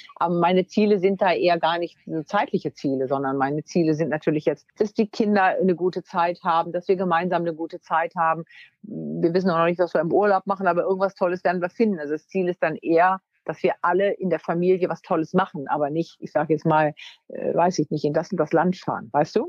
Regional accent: Wunstorf, Lower Saxony, Germany; bin aufs, äh, Gymnasium gegangen in Wunstorf, also da, wo ich herkomme, in Niedersachsen

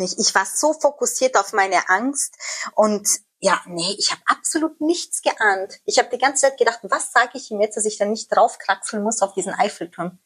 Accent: Amstetten, Lower Austria, Austria; now in Netherlands; ich bin ja in Österreich aufgewachsen

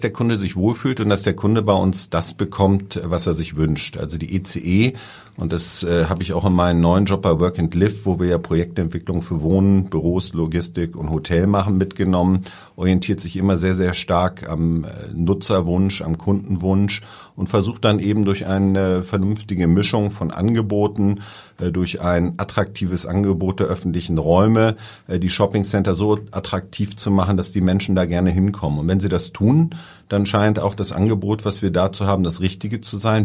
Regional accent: Hamburg, Germany; also born or lived in Langenhorn, Hamburg; ich komme ja eher so aus dem Hamburger Umland

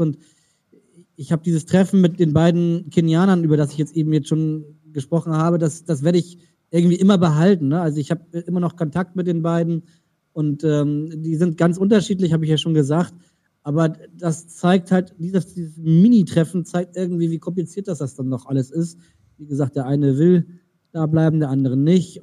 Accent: Germany; als Deutsche

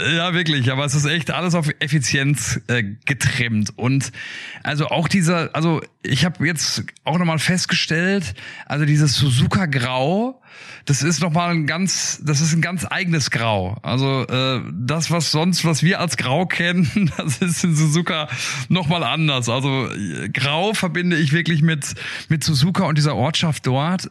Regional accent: Ruhr area, North Rhine-Westphalia, Germany; ich komme aus dem Ruhrgebiet

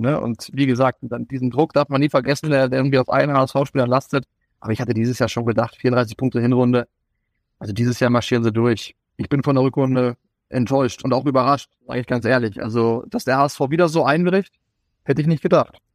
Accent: Kalbala near Gifhorn/Wolfsburg, Lower Saxony, Germany; moved away as an adult; also born or lived in Paderborn / Lübeck / Munich; now in Southern Germany; bin Norddeutscher, auch wenn ich jetzt seit fast 15 Jahren hier im Süden lebe

